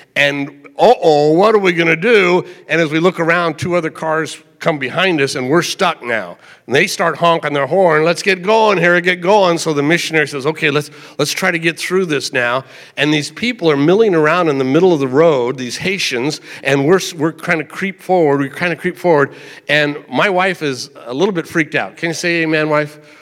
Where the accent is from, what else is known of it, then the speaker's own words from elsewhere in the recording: United States; as an American